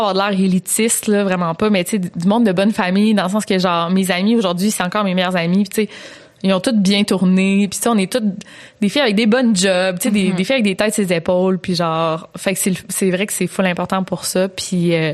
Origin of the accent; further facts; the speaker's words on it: Quebec City, Quebec, Canada; Moi, je viens de Québec.